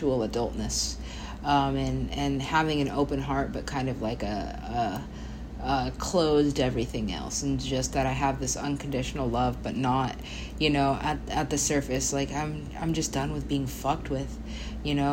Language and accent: English; United States; I am an American